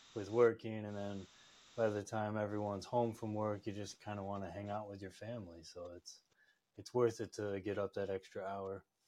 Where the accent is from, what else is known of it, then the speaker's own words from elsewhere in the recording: upstate New York, United States; I grew up upstate New York, just surrounded by mountain ranges and waterfalls